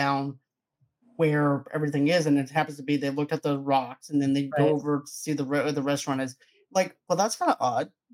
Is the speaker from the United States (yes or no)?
yes; the South, United States; I'm from the South